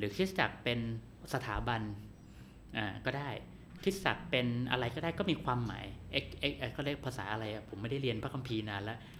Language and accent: Thai; Phitsanulok, Thailand; moved away; จังหวัดพิษณุโลกเนี่ย เพื่ออยากให้บ้านเกิดเจริญ